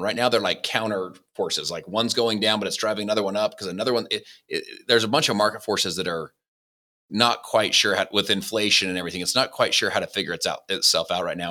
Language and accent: English; Salt Lake City, Utah, United States; also born or lived in Saint George, Utah; I was born in Salt Lake City, Utah.